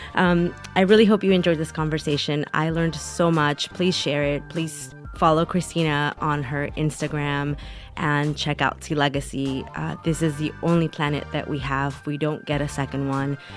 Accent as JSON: {"language": "English", "town": "Taxco", "region": "Guerrero", "country": "Mexico", "tie": "born or raised there", "moved": "yes", "lives_now": "Los Angeles, United States", "said": "in my hometown of Tasco."}